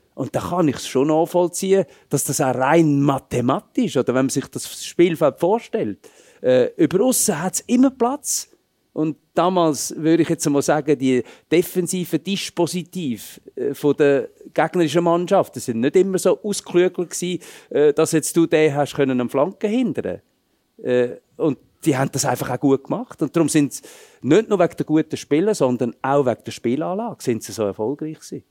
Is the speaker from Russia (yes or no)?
no; Switzerland; moved away as an adult; also born or lived in Dortmund; bei uns in der Schweiz